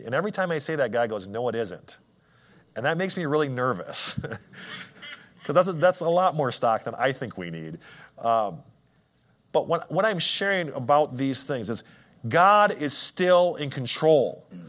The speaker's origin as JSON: {"language": "English", "region": "Wisconsin", "country": "United States", "said": "I'm from Wisconsin"}